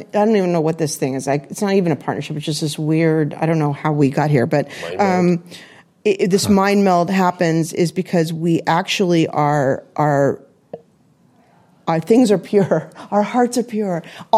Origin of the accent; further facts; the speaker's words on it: California, United States; now in New York, United States; I was born in California, and I am not an LA gal